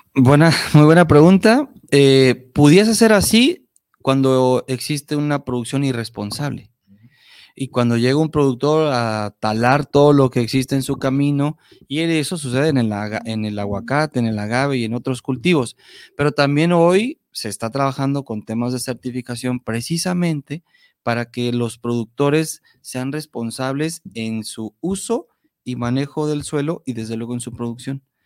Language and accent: Spanish; Mexico; como mexicanos